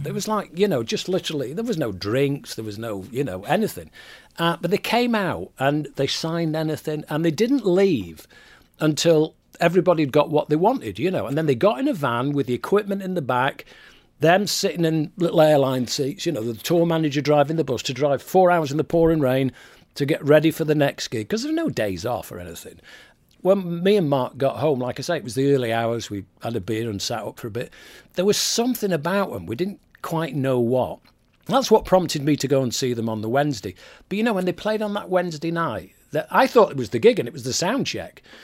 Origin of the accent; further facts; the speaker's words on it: Manchester, North West England, United Kingdom; moved away as an adult; also born or lived in Didsbury, Manchester; now in Florida, United States; I was born in Fallowfield, behind David Bowler